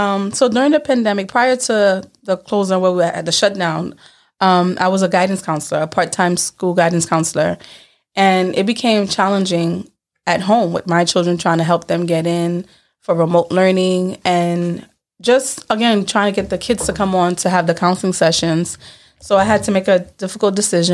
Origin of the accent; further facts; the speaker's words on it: New York City, New York, United States; also born or lived in Canarsie, Brooklyn; I am from Brooklyn, New York, from Crown Heights